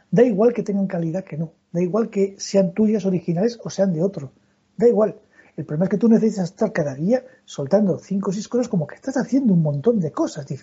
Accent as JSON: {"language": "Spanish", "region": "Castile", "country": "Spain", "said": "Yo soy de hoguera, yo soy castellano."}